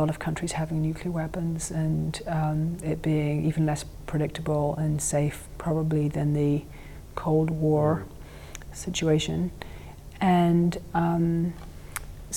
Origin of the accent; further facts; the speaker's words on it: England, United Kingdom; I grew up with this nuclear terror growing up in England